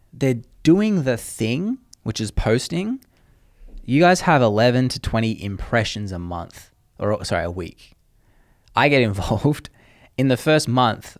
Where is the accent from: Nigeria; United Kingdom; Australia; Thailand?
Australia; moved away; I'm Australian